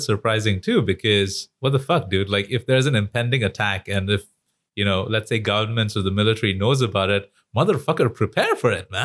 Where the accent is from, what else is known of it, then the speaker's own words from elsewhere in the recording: India; moved away; as an Indian person living in India, studying Indian history